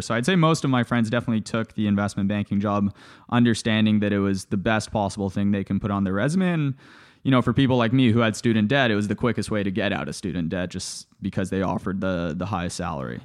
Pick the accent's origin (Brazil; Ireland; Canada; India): Canada; Toronto, Ontario; also born or lived in Bulgaria / Johannesburg, South Africa / Los Angeles, United States; I grew up in Canada, to, to your earlier point. I was born in Bulgaria. After Bulgaria, my family moved to South Africa, lived in Johannesburg for a few years, and then after that, moved to Toronto, Canada